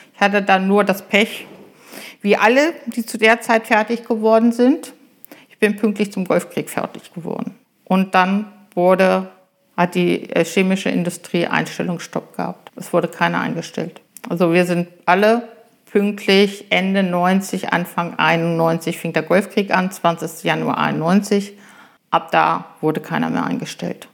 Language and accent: German; Germershausen, Lower Saxony, Germany; moved away as an adult; also born or lived in Göttingen; now in Holtensen, Germany; Ich komme aus dem Eichsfeld, aus Germershausen, einem kleinen Ort am Seeburger See, jüngste von vier Kindern. Ich bin auf einem Bauernhof groß geworden